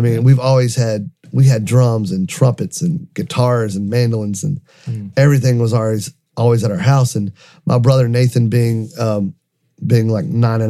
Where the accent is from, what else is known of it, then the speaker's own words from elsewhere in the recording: North Carolina, United States; also born or lived in Lynchburg, Virginia; So we grew up in North Carolina. All my family's in Lenore and Boone, North Carolina, in the mountains, and grew up in a very musical family.